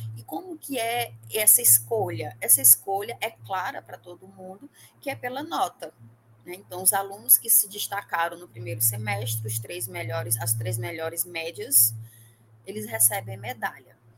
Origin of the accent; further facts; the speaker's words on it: Parnaíba, Piauí, Brazil; now in Teresina, Brazil; Eu, eu sou de Parnaíba, mas não estou mais em Parnaíba